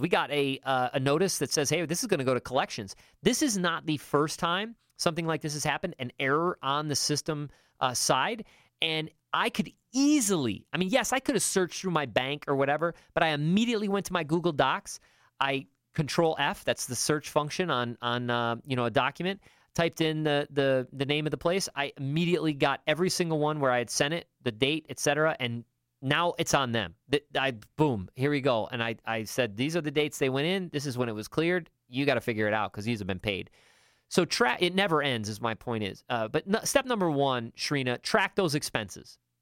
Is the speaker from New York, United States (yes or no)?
yes; upstate New York, United States; moved away; I was from upstate New York